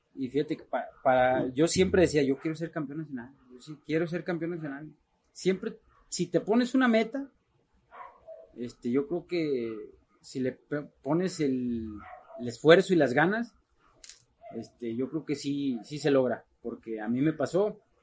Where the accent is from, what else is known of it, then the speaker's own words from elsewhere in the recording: Guadalajara, Jalisco, Mexico; yo soy nacido en Guadalajara, Jalisco